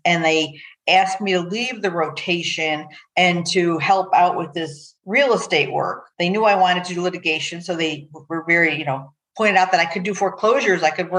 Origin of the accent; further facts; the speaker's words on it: Buffalo, New York, United States; moved away as an adult; also born or lived in Groton, Connecticut / New London, Connecticut / Rochester, New York / Chicago, Illinois; I was born and bred in Buffalo, New York, but for stints in Groton and New London, Connecticut, when I was a young child and my dad was in the Navy.